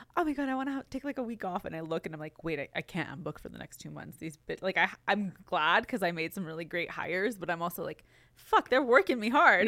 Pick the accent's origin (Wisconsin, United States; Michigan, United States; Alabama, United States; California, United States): California, United States; Glendale; I'm from Glendale, California, which is, like, it's, it's L